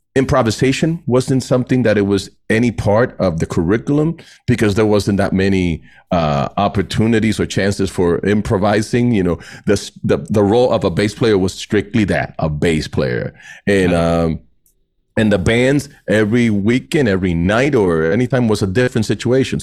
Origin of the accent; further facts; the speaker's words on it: Puerto Rico; moved away; growing up in Puerto Rico